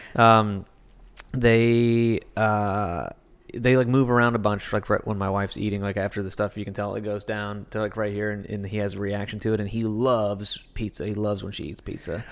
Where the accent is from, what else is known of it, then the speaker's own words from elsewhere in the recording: Kentucky, United States; now in Los Angeles, United States; I'm from Kentucky.